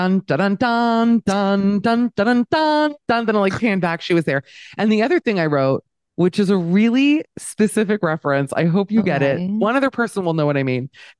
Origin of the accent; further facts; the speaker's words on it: Miami, Florida, United States; No, because listen, I'm from Miami. Let me say this. I'm from Miami. Okay. So I grew up in the Wildensteins of America.